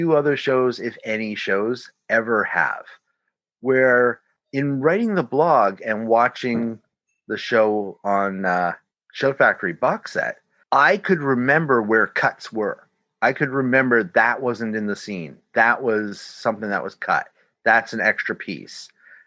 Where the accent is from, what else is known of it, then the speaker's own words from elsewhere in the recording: Canada; I'm your Canadian contact